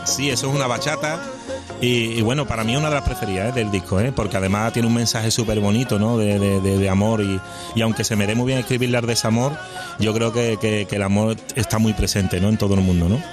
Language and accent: Spanish; Seville, Andalusia, Spain; mi tierra y, viendo a mi gente